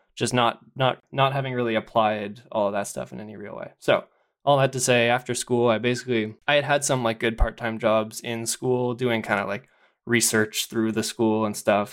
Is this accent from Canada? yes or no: yes; Ottawa, Ontario, Canada; also born or lived in London, Ontario / Toronto; I grew up in Ottawa